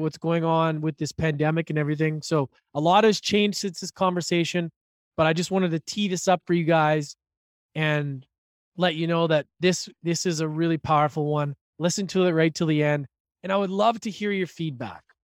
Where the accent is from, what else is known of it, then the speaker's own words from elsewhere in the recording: Edmonton, Alberta, Canada; growing up in Edmonton